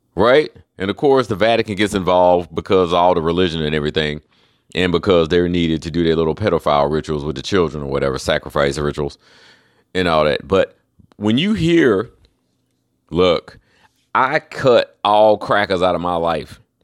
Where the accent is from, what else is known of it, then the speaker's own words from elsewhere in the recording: Charlotte, North Carolina, United States; now in Florida, United States; I'm from Charlotte